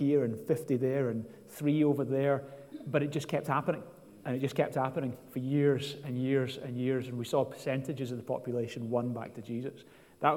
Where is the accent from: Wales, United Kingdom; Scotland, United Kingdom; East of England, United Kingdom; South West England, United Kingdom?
Scotland, United Kingdom